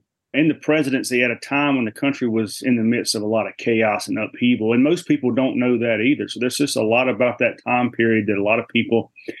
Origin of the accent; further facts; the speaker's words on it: Mississippi, United States; now in Texas, United States; I've been living in Texas for about 10 years, but I'm not originally from Texas. I'm originally from South Mississippi. And I went to the University of Southern Mississippi down in Hattiesburg, if anybody knows where that is.